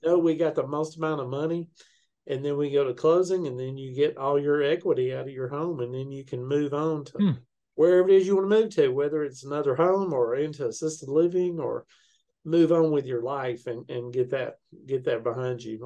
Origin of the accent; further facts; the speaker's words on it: Chattanooga, Tennessee, United States; now in Murfreesboro, United States; I'm originally from Chattanooga, but uh, okay. I live in Murfreesboro, Tennessee, right now